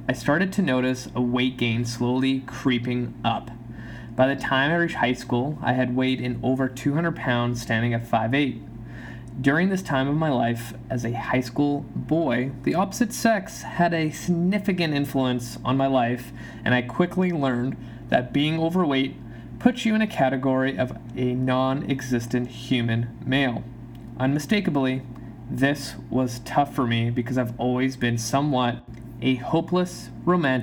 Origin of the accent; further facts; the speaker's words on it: Canada; also born or lived in Poland; I immigrated to Canada from Poland when I was 3